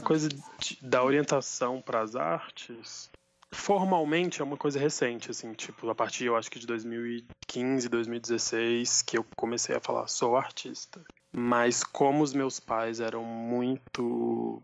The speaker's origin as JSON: {"language": "Portuguese", "town": "Buritizeiro", "region": "Minas Gerais", "country": "Brazil", "tie": "born or raised there", "said": "Eu nasci aqui, em Buritizeiro, é uma cidade do norte de Minas"}